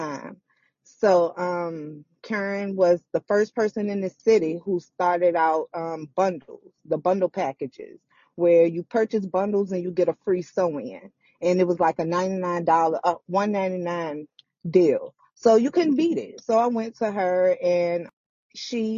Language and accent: English; Richmond, Virginia, United States; I'm from Richmond, Virginia. I was born and raised on the South Side